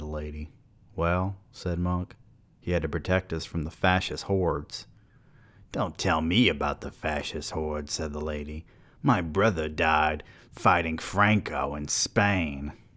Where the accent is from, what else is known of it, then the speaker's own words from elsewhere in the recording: the South, United States; I'm from the South.